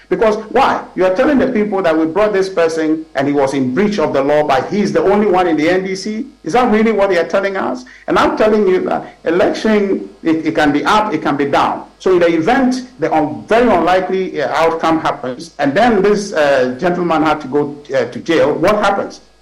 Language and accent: English; Ghana; Well, unfortunately, I'm a Ghanaian.